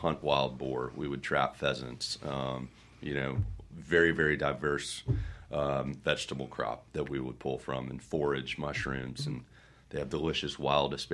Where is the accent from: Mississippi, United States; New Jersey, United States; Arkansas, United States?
Mississippi, United States; Jackson; I'm on my sixth house in Belhaven. I was born on Lindcrest and then Peachtree.